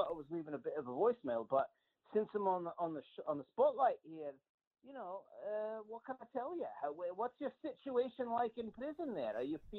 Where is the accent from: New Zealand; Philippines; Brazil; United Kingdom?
United Kingdom; Scotland; now in Canada; I'm Scottish, so I'm a man among thieves here, if you will.